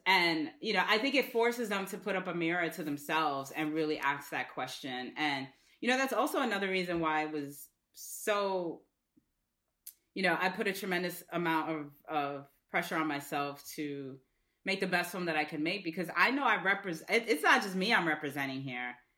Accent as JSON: {"language": "English", "town": "New York City", "region": "New York", "country": "United States", "said": "I'm from the Bronx."}